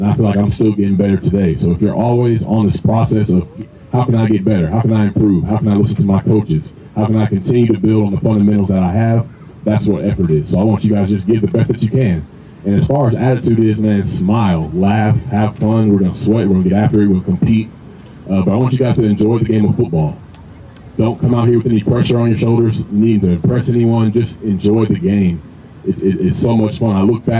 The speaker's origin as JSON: {"language": "English", "town": "Ackworth", "region": "Georgia", "country": "United States", "tie": "born or raised there", "said": "It's crazy for me because I'm a kid I grew up in Ackworth, Georgia. Nobody knows where that is."}